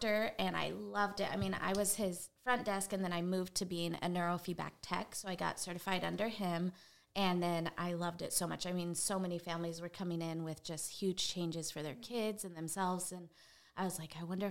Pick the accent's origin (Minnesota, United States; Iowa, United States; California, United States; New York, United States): California, United States; San Diego; moved away as an adult; now in Georgia, United States; I am from San Diego, California originally. I live in Georgia now since 07